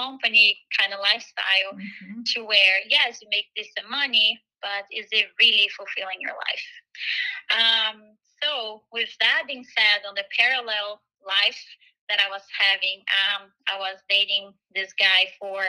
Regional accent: Brazil; moved away as an adult; now in United States; So I'm actually originally from Brazil. I came to the U.S. when I was 18.

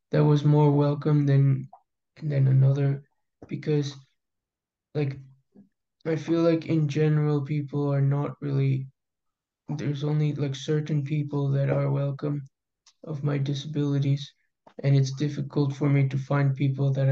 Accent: Houston, Texas, United States; is Ecuadorian and I'm American. I was born in Texas, Houston.

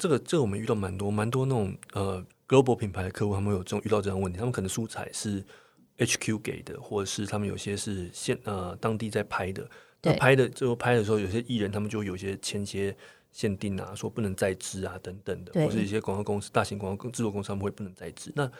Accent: Taiwan; 是因为我们台湾人在观影模式上面被我们的新闻台训练非常非常的非常良好

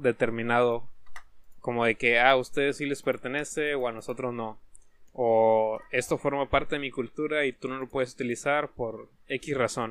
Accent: Mexico; Nosotros, como mexicanos

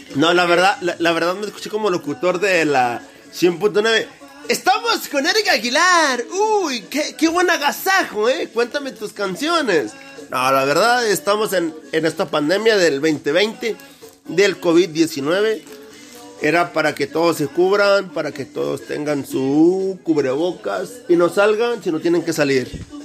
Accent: Saltillo, Coahuila, Mexico; yo soy de Saltillo, Coahuila y son tres calles

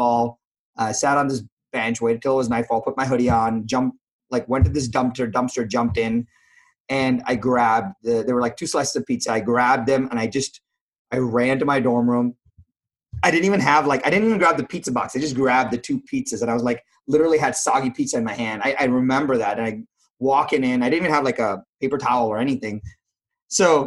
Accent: India; now in United States; I was from India

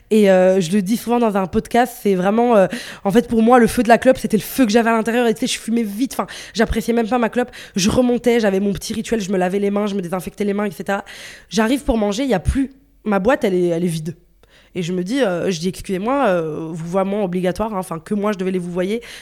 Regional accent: Brussels, Brussels-Capital Region, Belgium; je suis de Bruxelles, donc il peut neiger en mars.

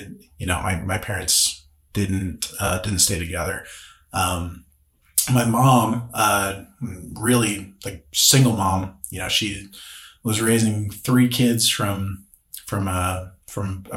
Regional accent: Joplin, Missouri, United States; I grew up here in Joplin

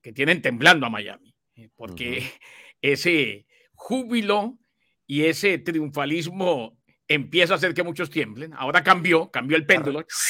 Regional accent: Colombia; yo como colombiano

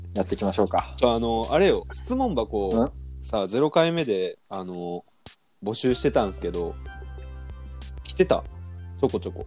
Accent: Osaka, Japan; 僕、大阪出身なんですね

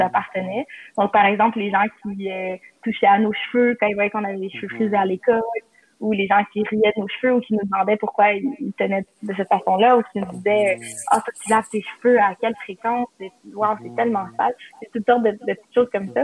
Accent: Laval, Quebec, Canada; je viens de Laval et j'étudie à l'Université Laval

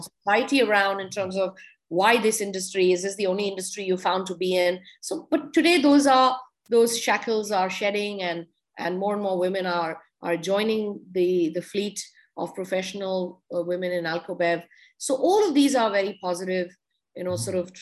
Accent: India; even as an Indian

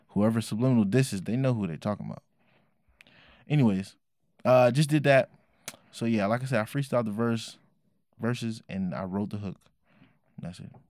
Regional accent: Oakland, California, United States; I was raised in Oakland, California at the time

